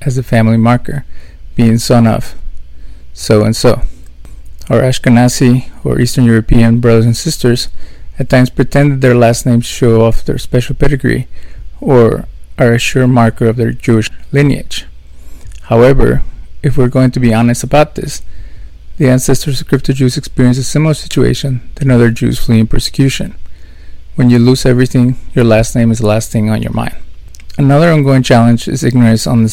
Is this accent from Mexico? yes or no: yes; Mexico; Growing up in Mexico